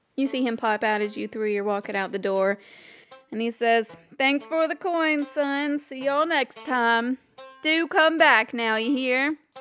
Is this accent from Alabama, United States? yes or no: yes; Alabama, United States; we're from Alabama.